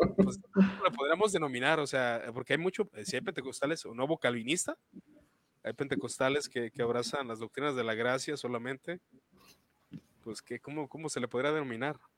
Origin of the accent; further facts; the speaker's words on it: Guadalajara, Jalisco, Mexico; yo de Guadalajara, Jalisco